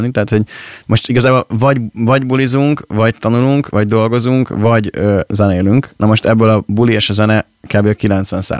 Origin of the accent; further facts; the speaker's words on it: Pécs, Baranya, Hungary; moved away as an adult; now in Budapest, Hungary; mi, mi, mi pécsi gyerekek vagyunk, és, és az örökre így is lesz